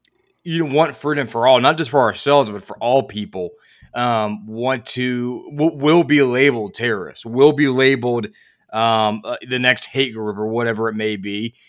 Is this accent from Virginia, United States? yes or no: yes; Virginia, United States; I'm from Virginia.